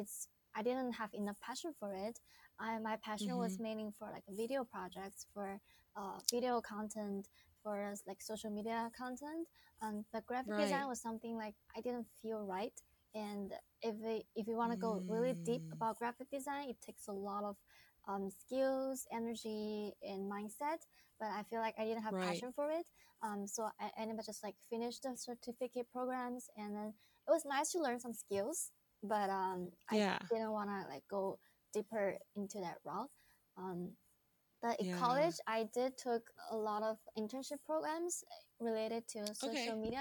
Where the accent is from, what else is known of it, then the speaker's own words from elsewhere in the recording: Wuhan, Hubei, China; English is a second language; moved away as an adult; also born or lived in Los Angeles, United States; I was born and raised in Wuhan, China, which I am currently living in Wuhan right now.